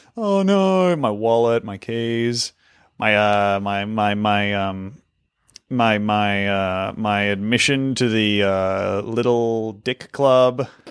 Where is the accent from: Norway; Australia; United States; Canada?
Australia; an Australian